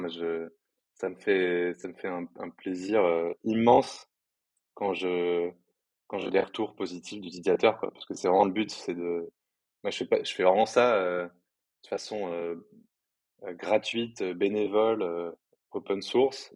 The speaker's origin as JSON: {"language": "French", "town": "Paris", "region": "Île-de-France", "country": "France", "said": "moi je suis parisien"}